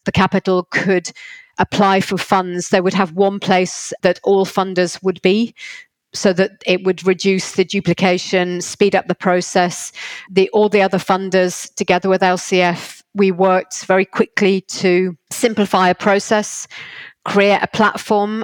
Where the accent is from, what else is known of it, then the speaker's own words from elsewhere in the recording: Liverpool, North West England, United Kingdom; I'm from Liverpool and intentionally stayed in Liverpool